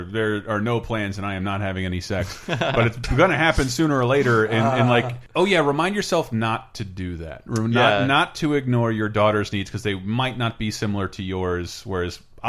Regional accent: Florida, United States; moved away; I love living in a city because I grew up in Florida and everything's a mile away.

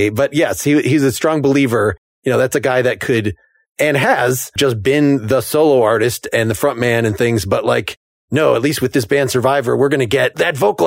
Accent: Northbrook, Illinois, United States; I'm from Northbrook myself, so northern suburbs

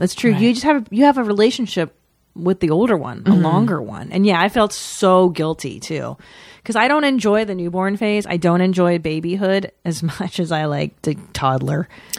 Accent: United States; Because we're not French. We're American.

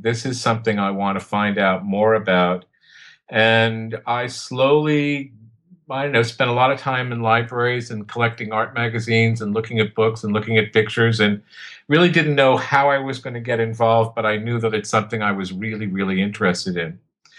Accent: New York City, New York, United States; I was born and raised in New York City

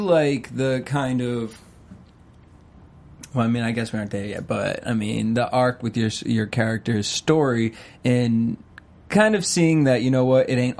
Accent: New York City, New York, United States; I grew up in Washington Heights, so I do know how to dance the bachata.

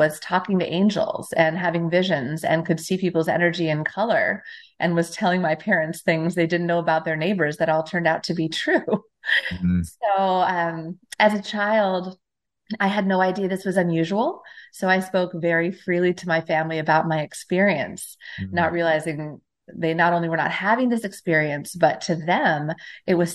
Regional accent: Temecula, California, United States; I grew up in Southern California

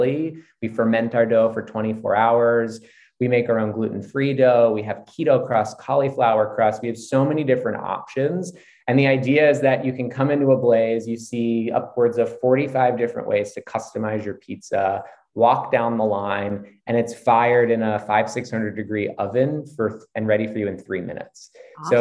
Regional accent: Philadelphia, Pennsylvania, United States; now in Beverly Hills, United States; East Coast. Grew up in Philadelphia

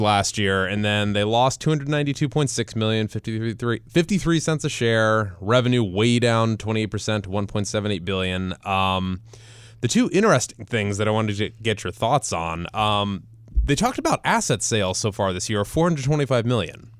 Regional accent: Cleveland, Ohio, United States; moved away; my hometown team, the one and only Cleveland Indians

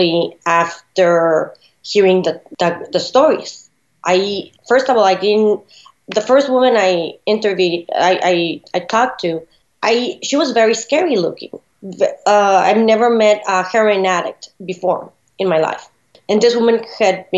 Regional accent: Ciudad Juárez, Chihuahua, Mexico; also born or lived in El Paso, Texas, United States; now in Philadelphia, United States; growing up in Juarez, the border town of El Paso, Texas

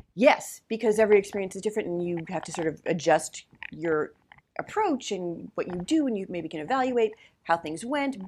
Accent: New Jersey, United States; also born or lived in New York; now in Los Angeles, United States; I grew up in New Jersey and I wasn't a big Jersey Shore person

